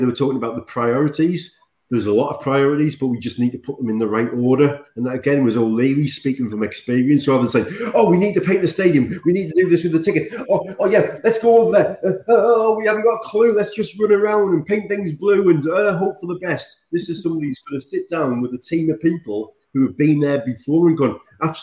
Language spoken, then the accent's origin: English; Sunderland, North East England, United Kingdom; I come from Sunderland